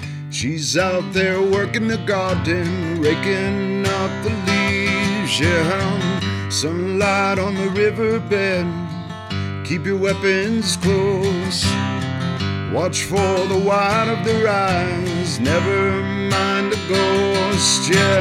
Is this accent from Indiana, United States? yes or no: yes; Columbus, Indiana, United States; now in Bloomington, United States; Yes, I've lived here my whole life. I grew up in Columbus and moved to Bloomington.